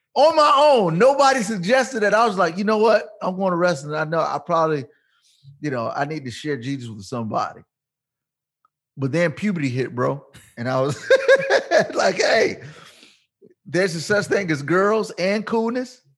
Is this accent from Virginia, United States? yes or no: yes; Portsmouth, Virginia, United States; I'm born and raised in Virginia